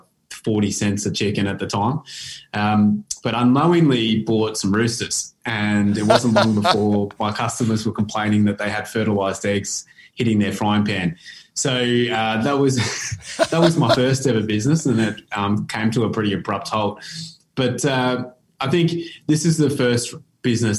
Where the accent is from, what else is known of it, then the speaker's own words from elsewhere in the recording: Bendigo, Victoria, Australia; I grew up in Bendigo, which at the time was a pretty, it was one of the least multicultural towns in the country